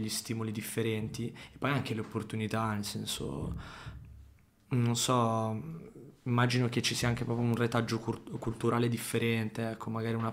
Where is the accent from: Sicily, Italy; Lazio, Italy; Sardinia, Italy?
Sardinia, Italy; Io vengo dalla Sardegna, i miei genitori sono originali.